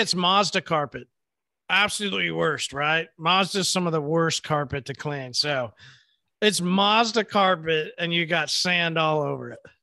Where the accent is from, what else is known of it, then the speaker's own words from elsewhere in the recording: Oklahoma, United States; I'm from Oklahoma.